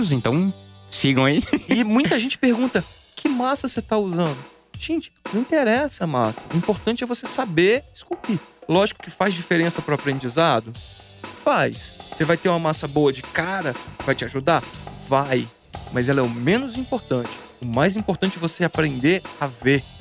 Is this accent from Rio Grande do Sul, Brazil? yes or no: no; Guarapari, Espírito Santo, Brazil; moved away; eu sou de Guarapari. Uhum. Eu era pequeno em Guarapari.